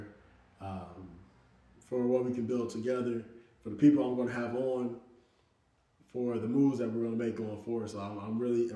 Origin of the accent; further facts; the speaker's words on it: Indianapolis, Indiana, United States; I'm from Indianapolis, Indiana